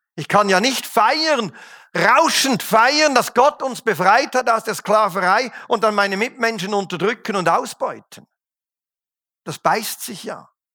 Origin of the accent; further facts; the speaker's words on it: Switzerland; als Schweizer feiern wir den 4. Juli nicht. Wenn es hochkommt, feiern wir den 1. August